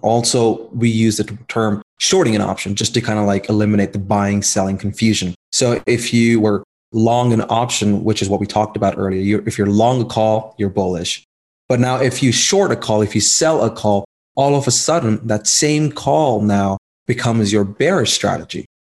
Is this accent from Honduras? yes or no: no; India; moved away as an adult; now in United States; I was born in India. I came to the US back in 2015